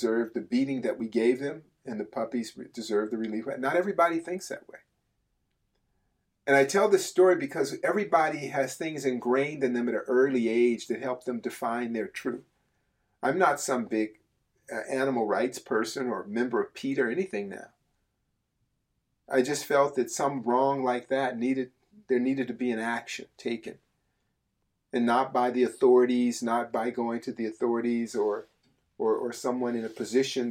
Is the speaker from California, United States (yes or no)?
yes; Berkeley, California, United States; I grew up in Berkeley, California